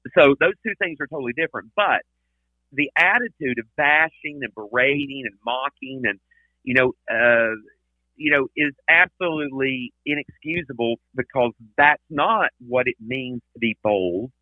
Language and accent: English; Tennessee, United States; now in Texas, United States; I'm originally from Tennessee